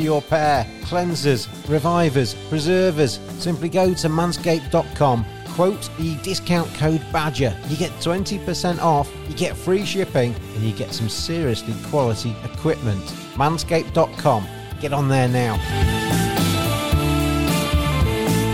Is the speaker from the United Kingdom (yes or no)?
yes; England, United Kingdom; I'm English